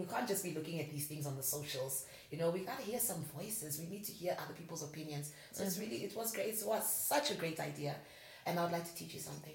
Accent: South Africa; now in Namibia; I am a South African, plus a Swati girl

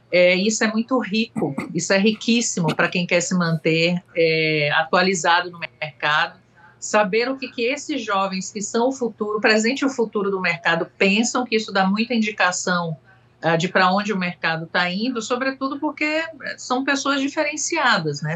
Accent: Salvador, Bahia, Brazil; moved away; also born or lived in France; eu sou de Salvador, né? Não só pelo meu sotaque

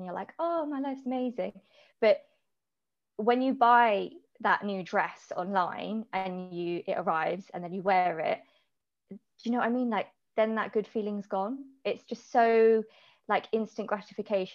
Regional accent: Hampshire, South East England, United Kingdom; I'm from Hampshire.

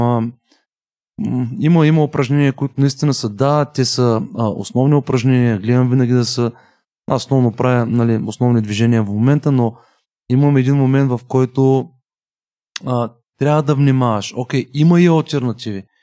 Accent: Bulgaria; Аз съм от България

